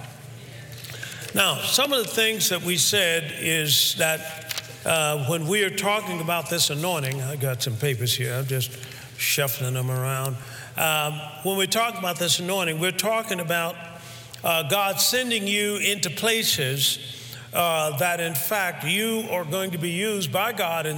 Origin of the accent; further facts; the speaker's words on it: Alabama, United States; where I was raised in Alabama, where it was hot